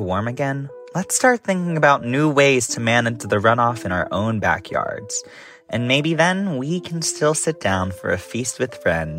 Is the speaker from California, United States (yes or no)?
no; Maryland, United States; Growing up in Maryland